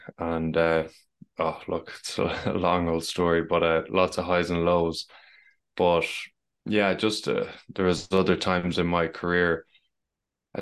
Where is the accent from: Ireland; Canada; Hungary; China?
Ireland; As you can tell, I'm from Ireland